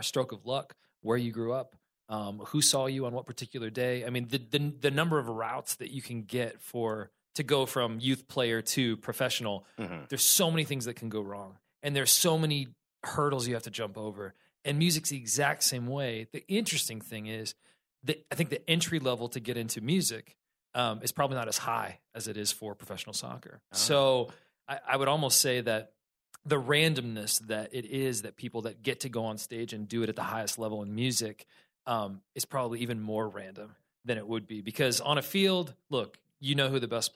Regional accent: Missouri, United States; now in Nashville, United States; I grew up in Missouri. Which is the very middle of the country

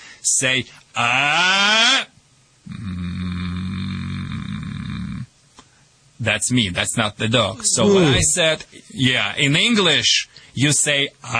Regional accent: Michigan, United States; accent: Michigan; Sorry for my Michigan accent, and thank you for translation, Hill.

